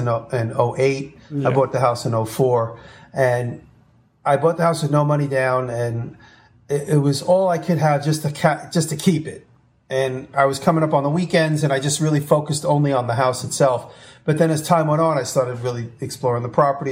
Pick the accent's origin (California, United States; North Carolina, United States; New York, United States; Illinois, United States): New York, United States; moved away as an adult; me being a New Yorker